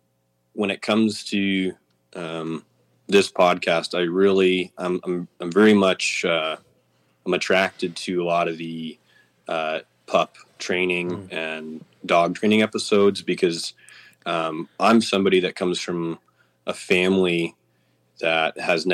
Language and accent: English; Missoula, Montana, United States; So born in Missoula, and my family moved west of Missoula, and we've been living in this country ever since.